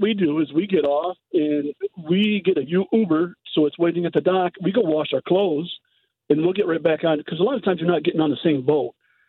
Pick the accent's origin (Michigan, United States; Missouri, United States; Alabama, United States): Michigan, United States; Kalamazoo; moved away as an adult; now in Miami, United States; we live in Miami. We're originally from Kalamazoo, Michigan.